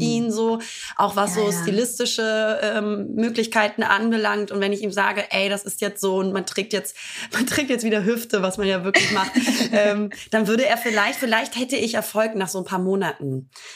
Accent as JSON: {"language": "German", "country": "Italy", "said": "als Italienerin"}